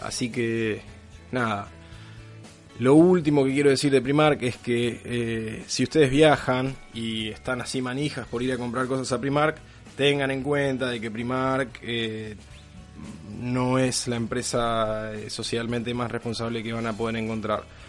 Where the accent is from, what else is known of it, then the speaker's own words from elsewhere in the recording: Argentina; moved away; yo como argentino